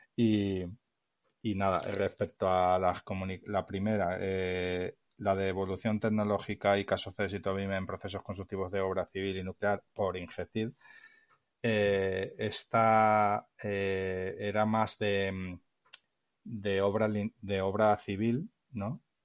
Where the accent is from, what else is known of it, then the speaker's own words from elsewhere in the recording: Valencia, Valencian Community, Spain; yo soy de Valencia, pero vivo en un pueblo a las afueras